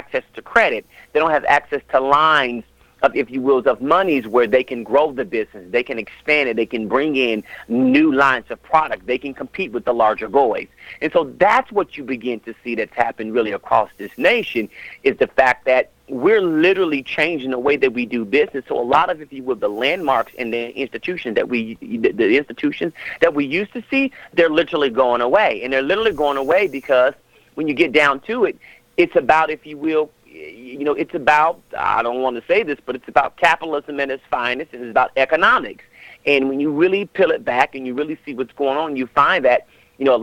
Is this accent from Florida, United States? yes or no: no; Las Vegas, Nevada, United States; now in Atlanta, United States; I'm from Vegas